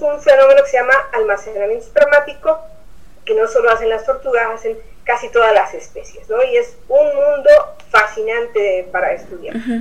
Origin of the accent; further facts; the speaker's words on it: Mexico City, Mexico; now in Oaxaca, Mexico; yo soy de la Ciudad de México, cuando llegué a Oaxaca